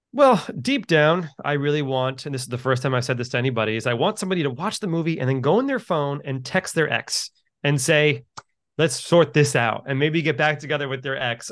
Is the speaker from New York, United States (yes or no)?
yes; New York City, New York, United States; I'm from New York City.